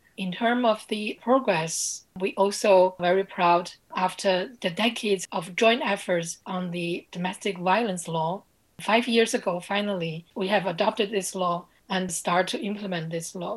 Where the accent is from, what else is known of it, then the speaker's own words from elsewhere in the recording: Beijing, China; I speak with you from Beijing, China, my hometown